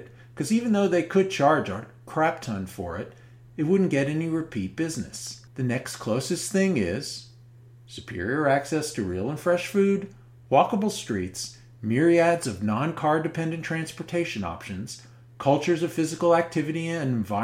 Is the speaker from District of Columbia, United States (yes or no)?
yes; Washington, District of Columbia, United States; my hometown of Washington, D.C.